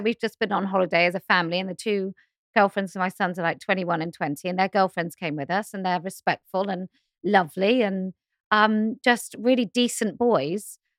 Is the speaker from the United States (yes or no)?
no; United Kingdom; I'm too British